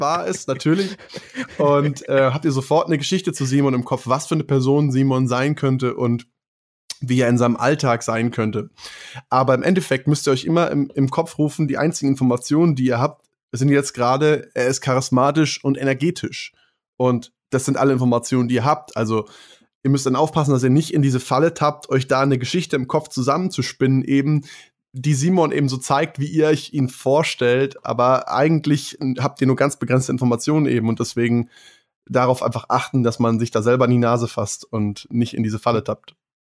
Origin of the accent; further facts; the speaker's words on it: Germany; bei uns in Deutschland